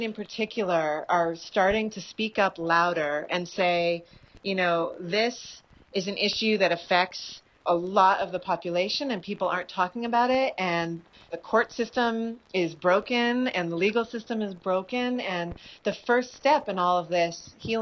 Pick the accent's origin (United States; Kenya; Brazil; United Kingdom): United States; Berkeley, California; now in New York, United States; I grew up in Berkeley, California, and now I live in New York